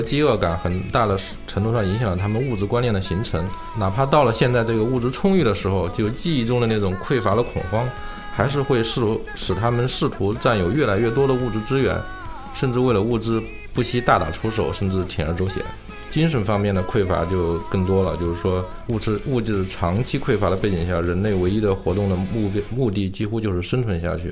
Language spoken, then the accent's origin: Chinese; United States; 我们美国人是无法理解这一点